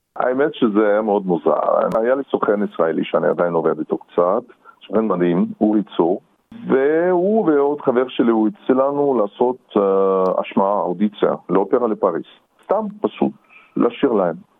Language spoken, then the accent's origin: Hebrew; Perm, Perm Krai, Russia; moved away; also born or lived in Israel / Paris, France; נולדתי ברוסיה, בצפון רוסיה, בעיר פרם